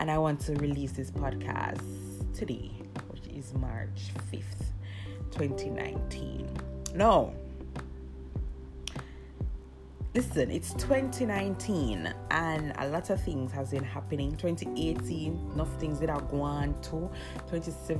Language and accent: English; Jamaica; I am Jamaican